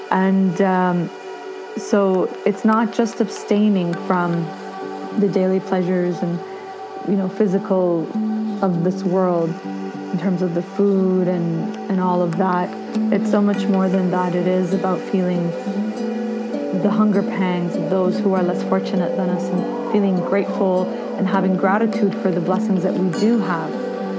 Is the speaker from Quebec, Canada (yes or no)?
no; Ottawa, Ontario, Canada; I am from Ottawa, Canada.